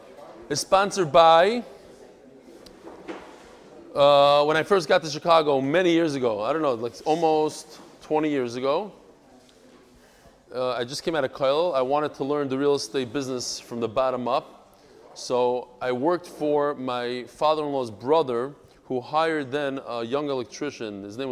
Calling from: Brazil; Dear Reb Eli, I'm writing from Brazil. That's why it's special. Brazil.

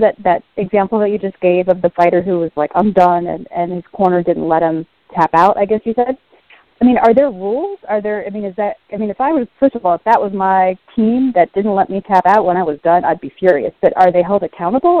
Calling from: Massachusetts, United States; I'm calling from Massachusetts

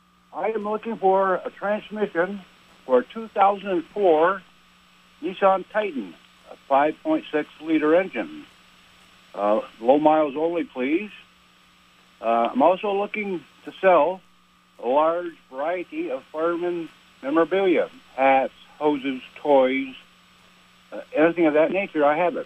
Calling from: Champlain, New York, United States; I'm calling from Champlain, New York.

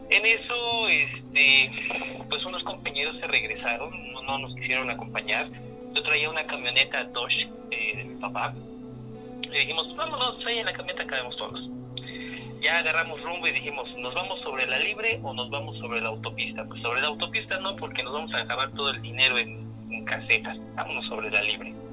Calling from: Nezahualcóyotl, State of Mexico, Mexico; Este, hablo de aquí de Ciudad Neza.

